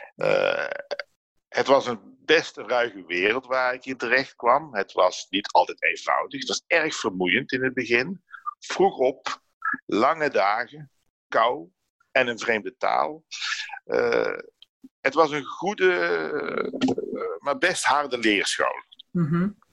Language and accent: Dutch; Netherlands; now in France; In mijn geboortedorp